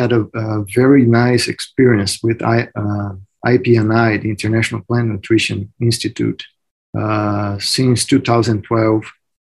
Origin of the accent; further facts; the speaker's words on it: Mato Grosso, Brazil; moved away as an adult; now in United States; Mato Grosso, which is my home state in Brazil